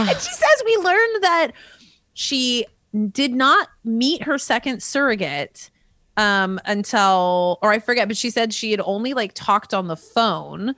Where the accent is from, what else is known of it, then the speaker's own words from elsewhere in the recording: California, United States; also born or lived in Rochester, Minnesota; we came to California and I've been here since I was five. So I am, I am a Californian at heart